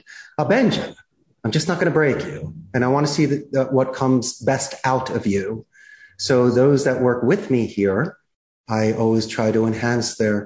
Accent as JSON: {"language": "English", "town": "Philadelphia", "region": "Pennsylvania", "country": "United States", "tie": "born or raised there", "also_born_or_lived": "Arizona", "moved": "as an adult", "lives_now": "Costa Rica", "said": "growing up in Northeast Philadelphia"}